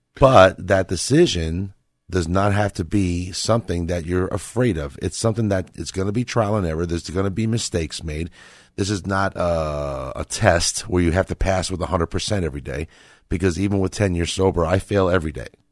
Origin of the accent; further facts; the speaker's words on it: Northeast, United States; I come from the Northeast